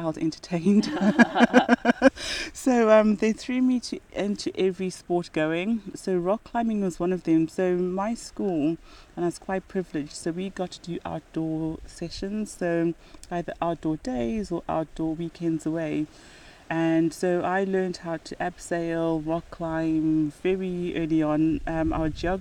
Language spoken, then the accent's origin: English; Zimbabwe; moved away as an adult; also born or lived in Mutare, Zimbabwe / Harare, Zimbabwe / Bulawayo, Zimbabwe; now in United Kingdom; I grew up in Zimbabwe. Very lucky in that I managed to live in all three major cities. So I was born in Mutare